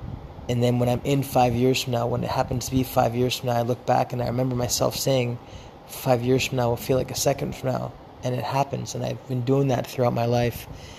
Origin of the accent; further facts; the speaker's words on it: Philadelphia, Pennsylvania, United States; born there; also born or lived in California; I was born in Philadelphia. I grew up bicoastally between divorced parents, one parent living in California, one parent living in Philadelphia, and I actually spent my childhood living between both coasts.